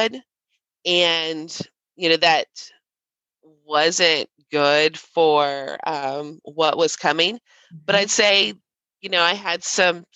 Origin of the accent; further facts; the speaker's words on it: Southern Ohio, United States; I am from Southern Ohio.